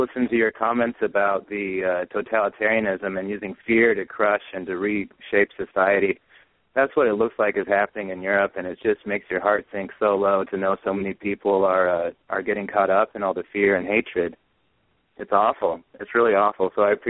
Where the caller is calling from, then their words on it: North Carolina, United States; from North Carolina.